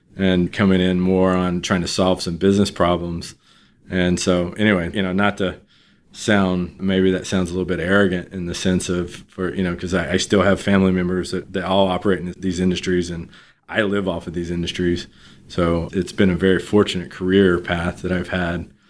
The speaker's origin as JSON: {"language": "English", "town": "Beaumont", "region": "Texas", "country": "United States", "tie": "born or raised there", "also_born_or_lived": "Austin, Texas", "moved": "as an adult", "said": "I grew up in Southeast Texas, Beaumont, Texas"}